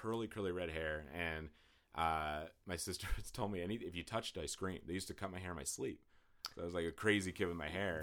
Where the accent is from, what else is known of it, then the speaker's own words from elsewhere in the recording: Western Pennsylvania, United States; I grew up in Western Pennsylvania